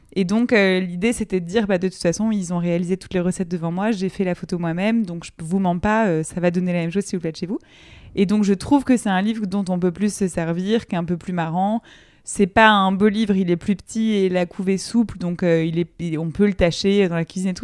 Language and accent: French; Colombes, Île-de-France, France; j'ai grandi à Colombes en, banlieue parisienne